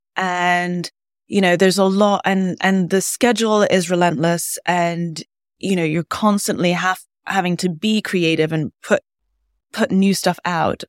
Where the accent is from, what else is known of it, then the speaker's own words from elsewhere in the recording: London, United Kingdom; moved away as an adult; now in New York, United States; I grew up in London and went to boarding school in the U K, and then I came to the States for university.